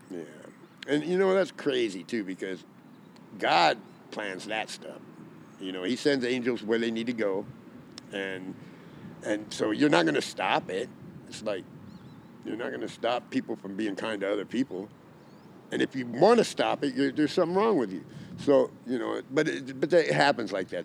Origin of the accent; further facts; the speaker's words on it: Arizona, United States; I'm from Arizona